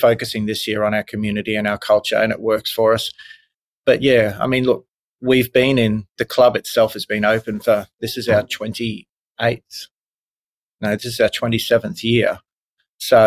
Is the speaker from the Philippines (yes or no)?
no; country Queensland, Australia; also born or lived in Brisbane; I grew up in a country town in country Queensland